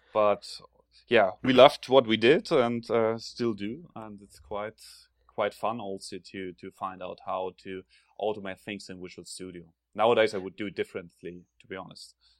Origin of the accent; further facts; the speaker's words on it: Germany; accent: German; English is a second language; now in Sweden; you can probably hear from my accent that I'm originally from Germany.